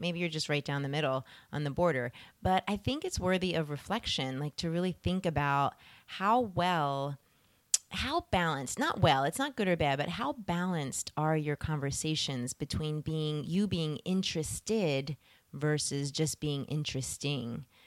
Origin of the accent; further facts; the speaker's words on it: Philadelphia, Pennsylvania, United States; moved away; I was born in Pennsylvania